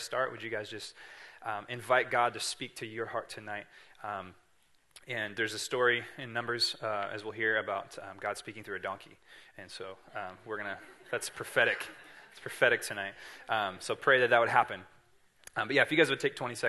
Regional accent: Siskiyou County, California, United States; I'm from Siskiyou County, so we are right in line of Mount Shasta

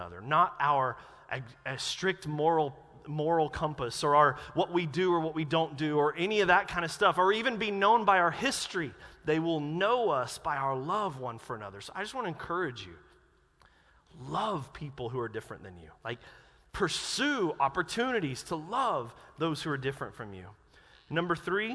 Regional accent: North Carolina, United States; moved away; I grew up in North Carolina

